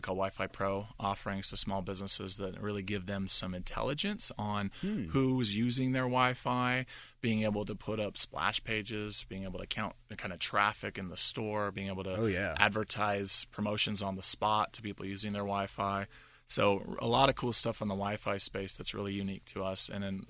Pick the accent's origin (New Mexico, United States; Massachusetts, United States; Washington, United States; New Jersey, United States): Washington, United States; Seattle; moved away as an adult; also born or lived in Salt Lake City; now in Pittsburgh, United States; Born and raised in Seattle.